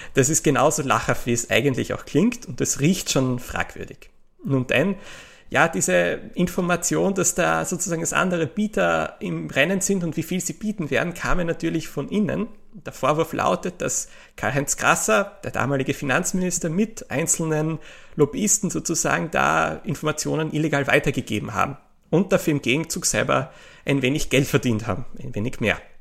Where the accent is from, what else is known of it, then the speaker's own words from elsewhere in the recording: Austria; kann ich als Österreicher